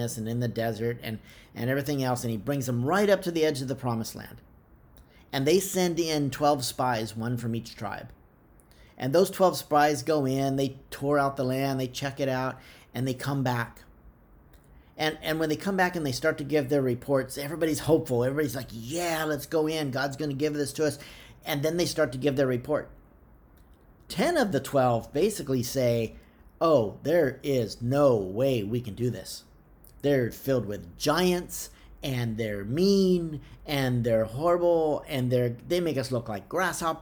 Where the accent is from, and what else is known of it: United States